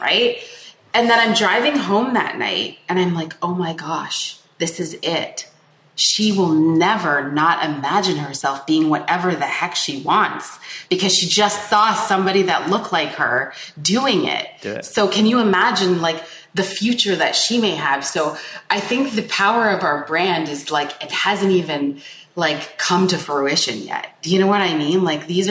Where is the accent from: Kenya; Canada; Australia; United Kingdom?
Canada; born or raised there